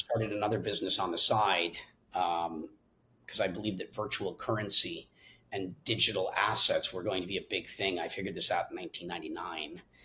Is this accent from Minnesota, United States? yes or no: yes; Minnesota, United States; I'm originally from Minnesota